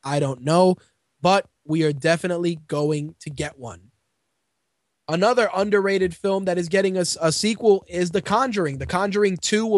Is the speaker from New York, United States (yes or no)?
yes; New York City, New York, United States; as a New Yorker